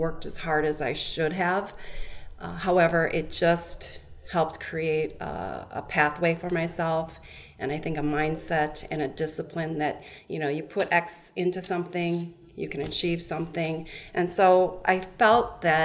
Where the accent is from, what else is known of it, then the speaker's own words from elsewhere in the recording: Minnesota, United States; also born or lived in South Korea; I was adopted when I was two from South Korea, and I grew up in Minnesota